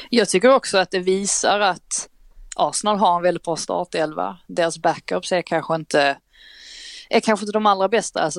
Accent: Skåne, Sweden; jag tänkte jag som skåning, jag rös i hela kroppen.

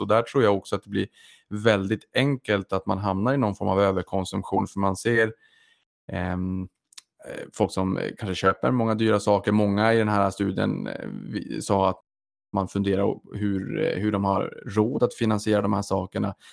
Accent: Boden, Norrbotten County, Sweden; jag kommer från Boden, från Norrbotten

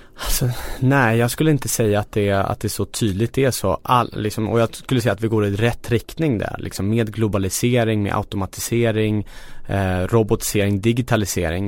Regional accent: Stockholm, Stockholm County, Sweden; jag är född och uppvuxen i Kista

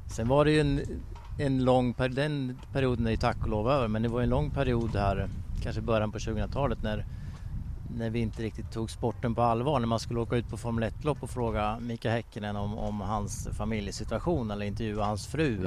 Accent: Sweden; jag kommer från Sverige

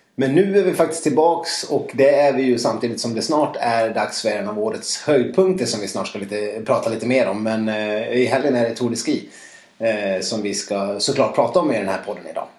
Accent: Dalarna County, Sweden; moved away; Jag har varit hemma i Dalarna

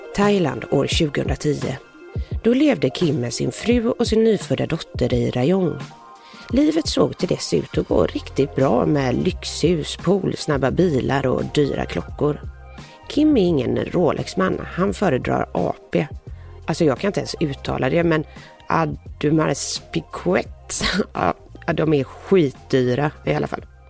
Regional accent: Gothenburg, Västra Götaland, Sweden; accent: Gothenburg dialect (göteborgska); jag pratar så mycket göteborgska

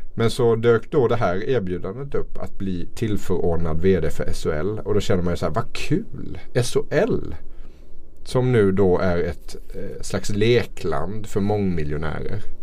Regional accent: Småland, Sweden; Jag är ju från Småland här

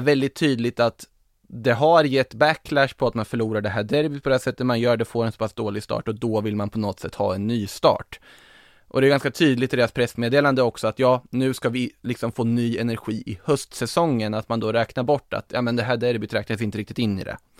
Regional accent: Norrköping, Östergötland, Sweden; som Norrköpingsbo som man är

